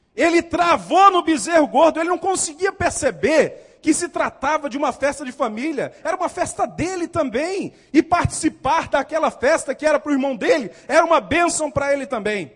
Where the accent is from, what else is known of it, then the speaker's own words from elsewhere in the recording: Northeast Region, Brazil; moved away as an adult; also born or lived in South Region, Brazil; Até que saí do Nordeste, fui para o Sul.